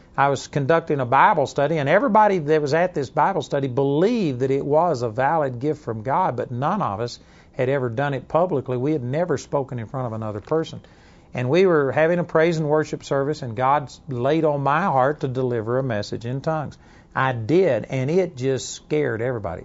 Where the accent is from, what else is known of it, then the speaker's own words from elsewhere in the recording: Texas, United States; accent: Texas twang; also born or lived in Dallas, Texas / Arlington, Texas; my Texas twang